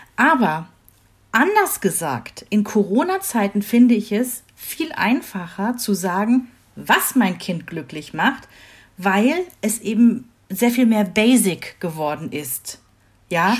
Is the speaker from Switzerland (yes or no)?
no; Rhineland, Germany; moved away; ich komme ja aus dem Rheinland